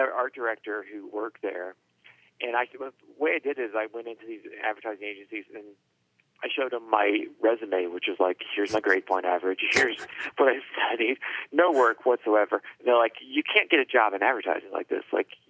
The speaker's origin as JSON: {"language": "English", "town": "Cincinnati", "region": "Ohio", "country": "United States", "tie": "born or raised there", "also_born_or_lived": "Minneapolis", "moved": "as an adult", "said": "I grew up in Ohio, Cincinnati, Ohio, which is not known for anything other than WKRP and maybe some baseball or something."}